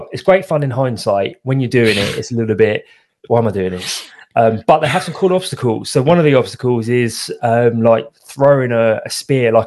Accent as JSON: {"language": "English", "country": "United Kingdom", "accent": "British", "said": "As I'm sure you can tell by my accent, I'm British"}